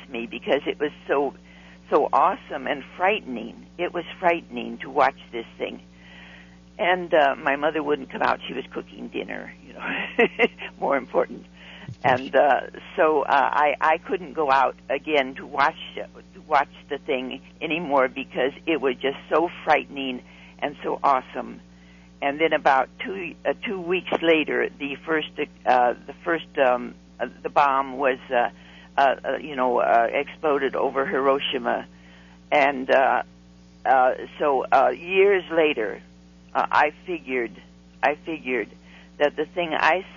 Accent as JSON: {"language": "English", "town": "Long Beach", "region": "California", "country": "United States", "tie": "born or raised there", "said": "a schoolgirl from Long Beach, California"}